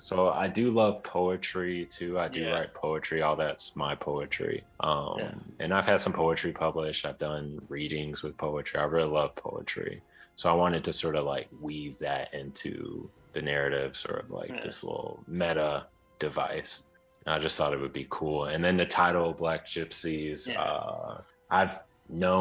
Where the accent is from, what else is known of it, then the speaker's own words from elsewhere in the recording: Chicago, Illinois, United States; I grew up in Chicago, so I have a lot of family all over Chicago